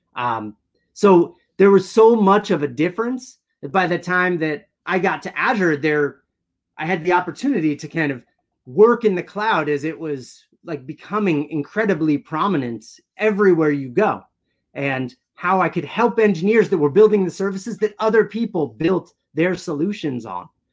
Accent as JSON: {"language": "English", "region": "New Jersey", "country": "United States", "tie": "born or raised there", "also_born_or_lived": "Syracuse / San Diego", "moved": "as an adult", "said": "where I grew up in New Jersey"}